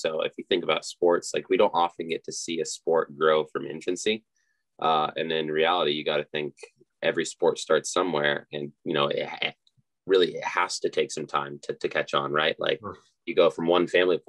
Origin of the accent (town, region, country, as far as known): Laytonsville, Maryland, United States; born or raised there